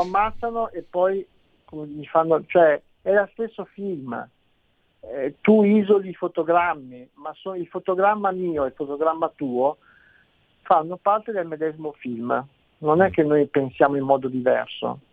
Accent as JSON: {"language": "Italian", "town": "Turin", "region": "Piedmont", "country": "Italy", "tie": "born or raised there", "said": "io non sono torinese, io sono nato a Torino ma mio padre è nato a Perugia"}